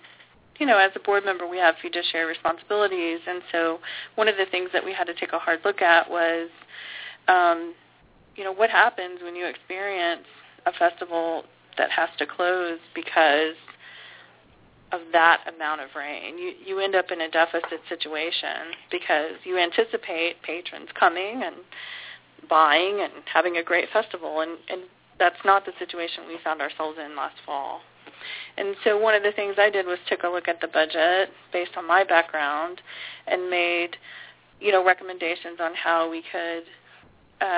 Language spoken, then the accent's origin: English; Houston, Texas, United States; I'm from Houston. I grew up here.